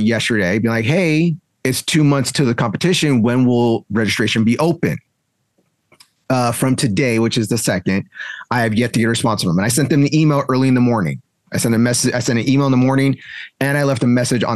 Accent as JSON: {"language": "English", "area": "the Bay Area", "region": "California", "country": "United States", "also_born_or_lived": "South Bay", "moved": "yes", "lives_now": "Southern California, United States", "said": "I'm from the Bay"}